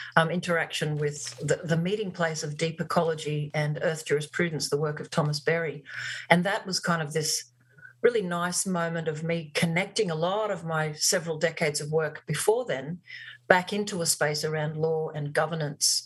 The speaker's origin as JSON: {"language": "English", "town": "Barcaldine", "region": "Queensland", "country": "Australia", "tie": "born or raised there", "also_born_or_lived": "Longreach, Queensland", "said": "I spent my formative years as a teenager growing up in Barcaldine"}